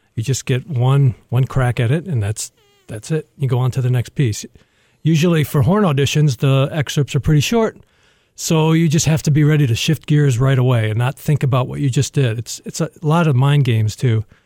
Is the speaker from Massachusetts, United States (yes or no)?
no; Toledo, Ohio, United States; also born or lived in Dallas; now in Detroit, United States; I'm from Toledo